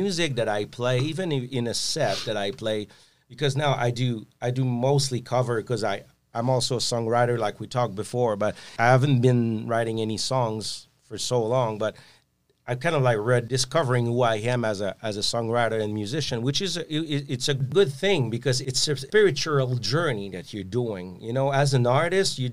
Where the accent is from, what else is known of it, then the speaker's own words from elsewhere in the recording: Quebec, Canada; I'm French Canadian.